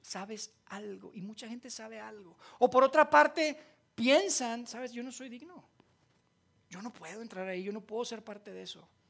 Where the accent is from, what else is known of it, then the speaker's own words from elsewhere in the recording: Monterrey, Nuevo León, Mexico; accent: golpeado, norteño; now in Mexico City, Mexico; yo no soy de aquí, de Ciudad de México, ¿verdad? porque hablo bien golpeado. Este es de, de Regio, del norte